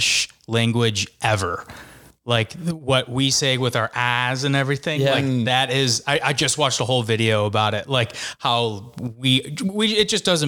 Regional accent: Park Ridge, Illinois, United States; accent: Chicago; I grew up in Park Ridge, so I went to Main South.

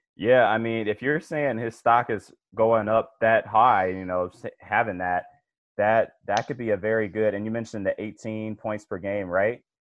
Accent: Cleveland, Ohio, United States; I'm from Cleveland

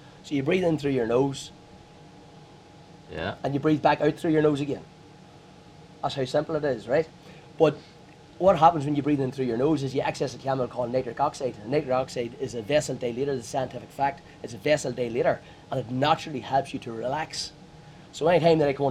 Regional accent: Armagh, Northern Ireland, United Kingdom; I'm from Armagh

